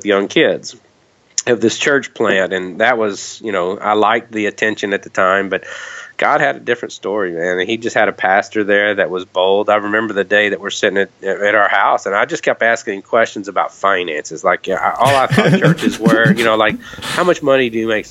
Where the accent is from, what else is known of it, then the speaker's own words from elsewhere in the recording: Kentucky, United States; I grew up in Kentucky, and you know, it's kind of the Bible Belt